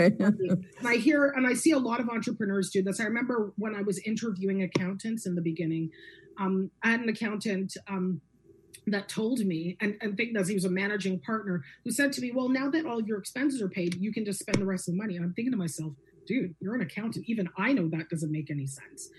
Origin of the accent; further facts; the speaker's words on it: Guelph, Ontario, Canada; I'm born and raised in Guelph, Ontario. I'm a Guelphite